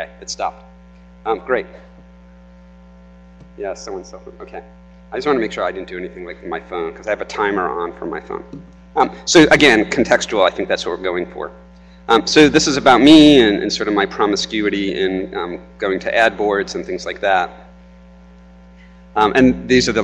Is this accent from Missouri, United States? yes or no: no; New York, United States; now in North Carolina, United States; I'm from New York